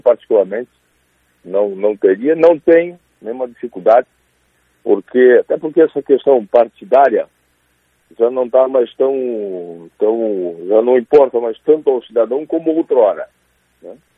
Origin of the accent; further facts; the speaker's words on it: Santa Catarina, Brazil; para a gente é catarinense